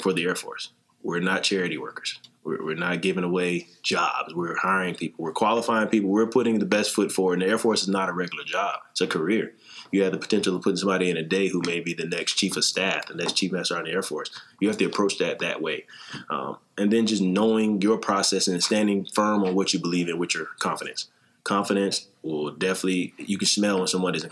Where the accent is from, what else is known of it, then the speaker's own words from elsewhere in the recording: South Carolina, United States; moved away as an adult; I'm from South Carolina, small town